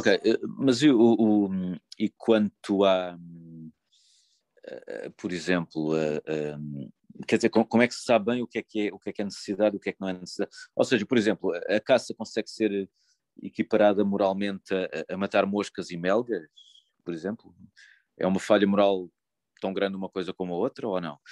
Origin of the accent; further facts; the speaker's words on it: Lisbon, Portugal; eu sou de Lisboa